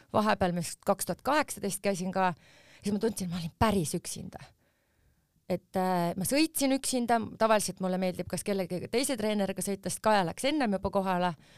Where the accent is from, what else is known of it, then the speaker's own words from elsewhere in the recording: Tallinn, Harju County, Estonia; ma sündisin Tallinnas ja me elasime Mustamäel ja mu vanemad elavad siiamaani Mustamäel